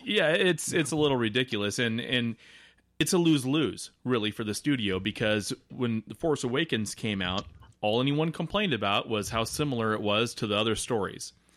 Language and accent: English; Nebraska, United States; I'm from Nebraska